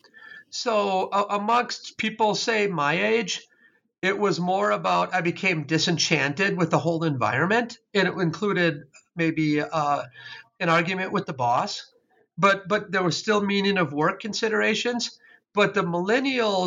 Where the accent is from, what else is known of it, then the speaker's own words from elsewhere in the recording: Wisconsin, United States; I was raised in Wisconsin.